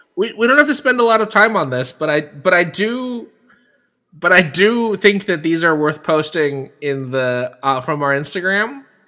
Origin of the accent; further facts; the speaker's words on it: Bay Area, California, United States; a specific fish market in my hometown that has been there since the 1950s